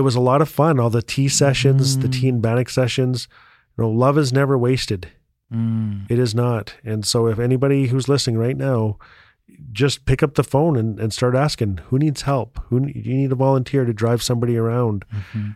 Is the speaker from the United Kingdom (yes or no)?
no; Fort Smith, Northwest Territories, Canada; I was born and raised in Fort Smith, Northwest Territories